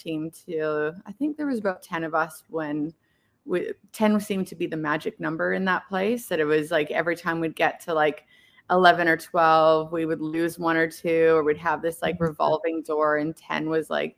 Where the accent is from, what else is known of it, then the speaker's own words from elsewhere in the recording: Canada; moved away as an adult; now in Perth, Australia; I'm actually from Canada. I moved here about 15 or 16 years ago